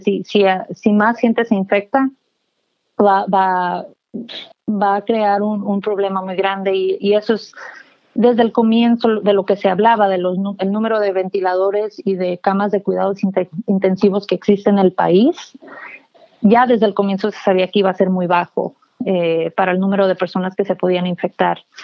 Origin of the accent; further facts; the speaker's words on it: McAllen, Texas, United States; now in Austin, United States; yo crecí en el, en el Valle del Río Grande, en McAllen